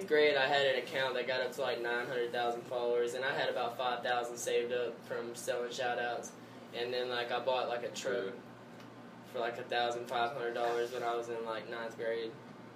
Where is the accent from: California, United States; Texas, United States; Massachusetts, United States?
Texas, United States; West; moved away as an adult; also born or lived in Abilene, Texas / Mount Calm, Texas; now in Colorado, United States; I was born in Abilene, but I've lived in West Texas my whole life until I came to Mount Calm when I was, like, in ninth grade.